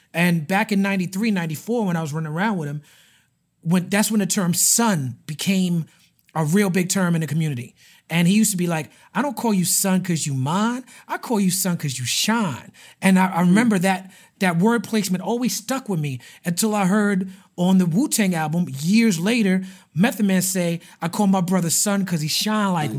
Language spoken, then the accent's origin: English; New York City, New York, United States; when I was growing up in Brooklyn